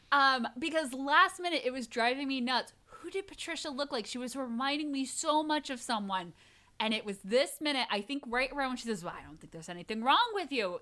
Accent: New England, Connecticut, United States; I grew up in New England. I lived in Connecticut

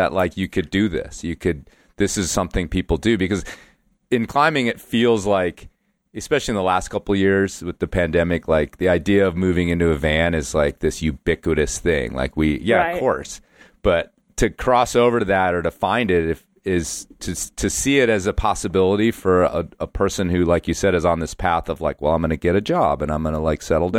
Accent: New Jersey, United States; It was like I grew up in New Jersey and I had to get the fuck out.

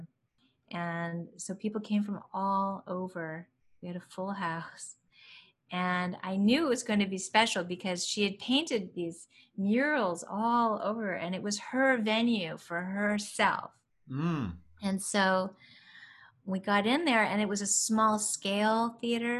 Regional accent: San Bernardino, California, United States; growing up in San Bernardino, California

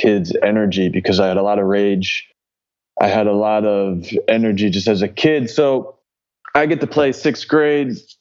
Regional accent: Philadelphia, Pennsylvania, United States; moved away as an adult; also born or lived in West Virginia; growing up in the Philly area

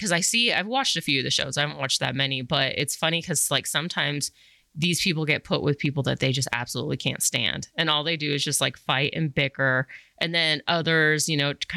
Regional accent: Colorado, United States; moved away as an adult; also born or lived in New York City; I'm from Colorado and there's not a lot of diversity.

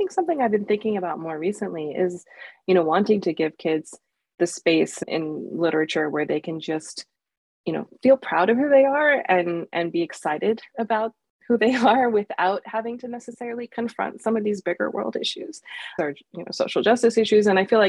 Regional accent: United States; as a kid growing up in the United States, I didn't feel like I had the chance to share in a school setting.

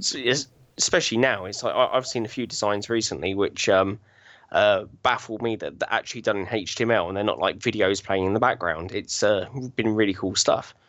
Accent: Chertsey, South East England, United Kingdom; now in Binfield, United Kingdom; I was, uh, born and bred in Chertsey, um, southeast of, uh, England

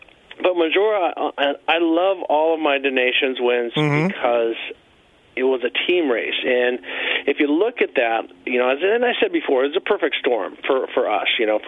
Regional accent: United States; I'm an American, true blue, 100%.

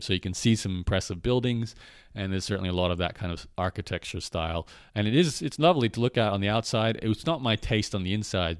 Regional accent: Brisbane, Queensland, Australia; also born or lived in Canada; now in Lviv, Ukraine; Brisbane, where I was born in Australia

